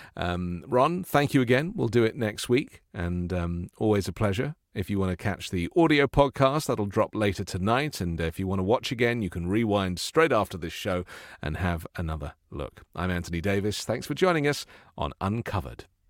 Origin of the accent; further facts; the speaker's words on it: England, United Kingdom; I come from England